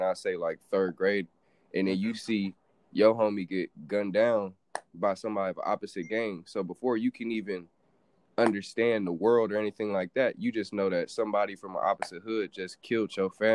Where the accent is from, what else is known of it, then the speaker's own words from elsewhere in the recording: Los Angeles, California, United States; moved away; I'm from South Central LA. For those of you who don't know, that's partly one of the more rougher parts of LA County